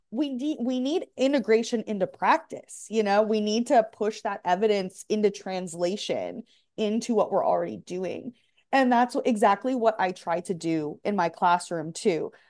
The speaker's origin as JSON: {"language": "English", "region": "Michigan", "country": "United States", "also_born_or_lived": "Grand Rapids, Michigan", "moved": "as an adult", "lives_now": "Texas, United States", "said": "I'm from Michigan"}